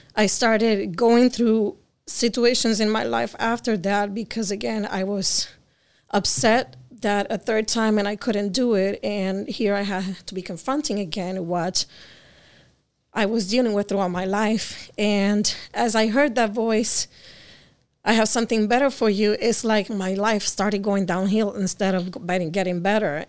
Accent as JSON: {"language": "English", "region": "Connecticut", "country": "United States", "tie": "born or raised there", "also_born_or_lived": "Jersey City, New Jersey", "said": "I was born in Jersey and I grew up in Connecticut"}